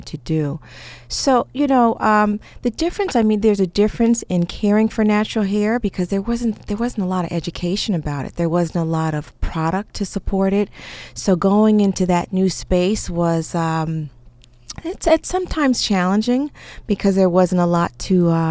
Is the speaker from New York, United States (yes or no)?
yes; New York City, New York, United States; we grew up in New York, started off in Queens